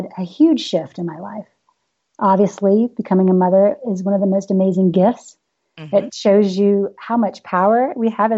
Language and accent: English; the South, United States; I am from the South